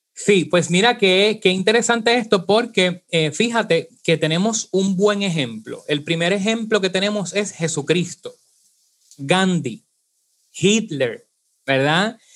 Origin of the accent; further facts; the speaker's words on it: Puerto Rico; nosotros eh, tenemos unas cualidades, por ejemplo, arrastramos la eje, decimos ajo